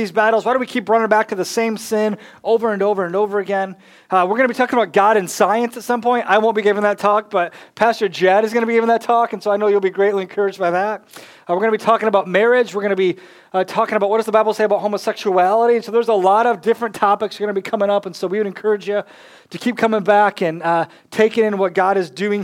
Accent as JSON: {"language": "English", "region": "Michigan", "country": "United States", "moved": "yes", "lives_now": "North Carolina, United States", "said": "I'm from Michigan"}